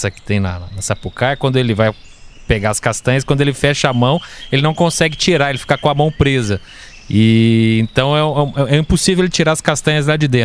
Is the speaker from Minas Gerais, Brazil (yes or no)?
yes; south of Minas Gerais, Brazil; moved away; lá no sul de Minas, de onde eu vim